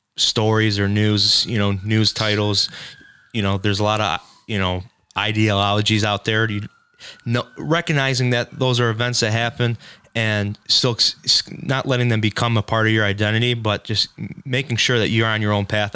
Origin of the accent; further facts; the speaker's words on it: Shelby Township, Michigan, United States; now in Bruce Township, United States; I grew up in Shelby for about 22 years, but I live out uh, in uh, like Bruce Township, Romeo area now.